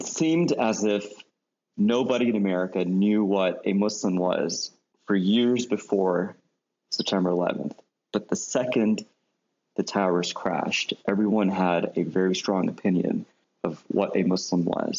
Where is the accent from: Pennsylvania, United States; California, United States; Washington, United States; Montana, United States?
California, United States; Los Angeles; first language Urdu; English is a second language; I was born in South Central LA. I didn't grow up with other Pakistanis or Indians or anyone else around me.